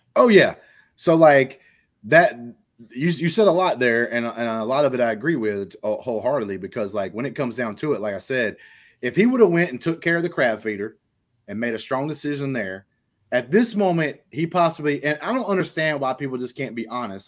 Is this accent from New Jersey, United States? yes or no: no; Alabama, United States; I'm from Alabama